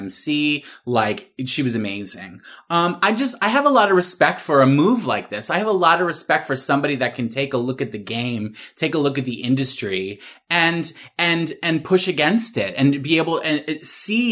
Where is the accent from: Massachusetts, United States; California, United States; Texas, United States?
Massachusetts, United States; I'm from Massachusetts